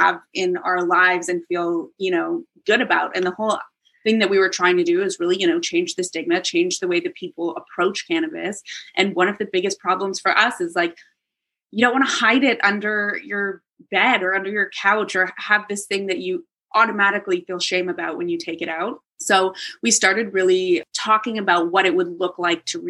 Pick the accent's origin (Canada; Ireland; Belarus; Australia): Canada; Toronto, Ontario; moved away; also born or lived in New York City / London; I'm from downtown. I grew up, like, if anyone knows Cabbage Town, it's like a very downtown neighborhood.